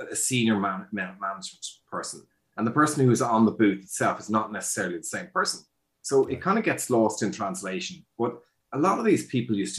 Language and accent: English; Ireland; also born or lived in Dublin, Ireland; I'm Irish